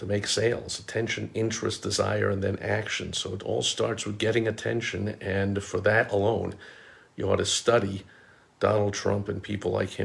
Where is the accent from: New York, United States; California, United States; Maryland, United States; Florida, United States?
New York, United States; growing up in New York